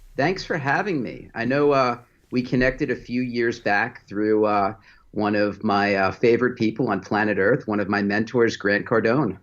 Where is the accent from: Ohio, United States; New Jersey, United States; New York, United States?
New York, United States; West Islip; moved away as an adult; now in Greenville, United States; So I was born in New York, grew up on Long Island